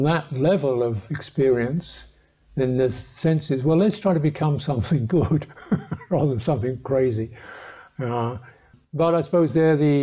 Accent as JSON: {"language": "English", "region": "England", "country": "United Kingdom", "said": "I'm a English man"}